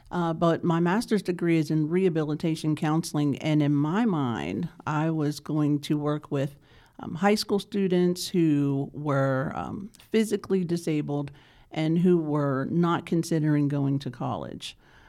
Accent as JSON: {"language": "English", "town": "Pittsburgh", "region": "Pennsylvania", "country": "United States", "moved": "yes", "lives_now": "Charlotte, United States", "said": "So I'm originally from Pittsburgh, Pennsylvania"}